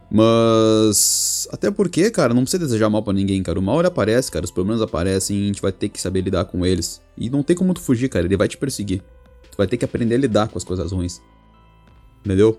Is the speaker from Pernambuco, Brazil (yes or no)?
no; Rio Grande, Rio Grande do Sul, Brazil; moved away as an adult; now in Portugal; eu sou do Brasil, né? Sou do Rio Grande do Sul, cidade de Rio Grande.